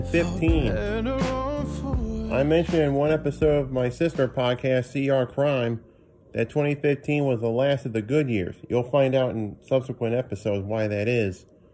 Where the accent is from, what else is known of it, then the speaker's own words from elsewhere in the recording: New York, United States; my home state of New York.